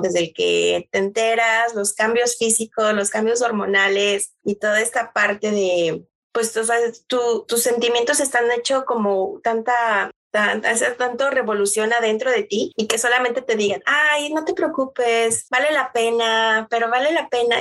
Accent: Tlaxcala, Mexico; moved away as an adult; also born or lived in Mexico City; mexicana, va nacida en la Ciudad de México, CDMX. Eh, pero viví toda mi infancia fue en el estado de Tlaxcala

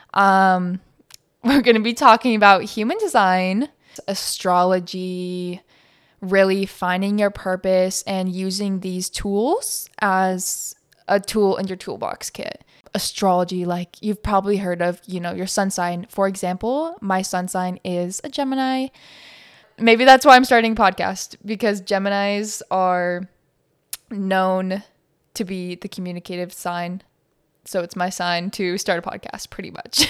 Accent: Montana, United States; now in Phoenix, United States; I live in Phoenix, Arizona, and I grew up in Montana

